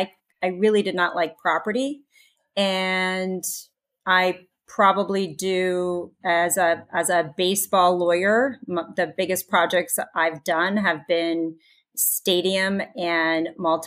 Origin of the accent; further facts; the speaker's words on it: central New Jersey, United States; moved away as an adult; also born or lived in San Diego; So born and raised in Jersey, fellow Jersey girl. I grew up in central New Jersey, I said, Somerset County. All through my life, I was there.